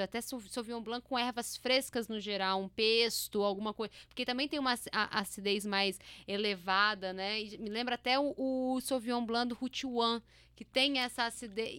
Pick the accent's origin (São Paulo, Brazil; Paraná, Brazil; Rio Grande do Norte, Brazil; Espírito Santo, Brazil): Espírito Santo, Brazil; interior of; A gente é do interior do estado do Espírito Santo.